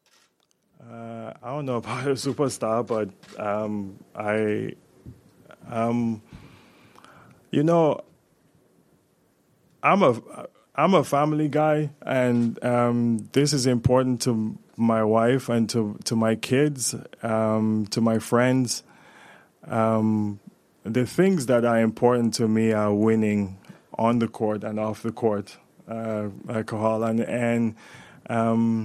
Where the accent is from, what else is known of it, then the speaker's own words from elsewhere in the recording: Zaria, Kaduna State, Nigeria; now in Canada; I'm from Zaria in northern Nigeria, and I find myself here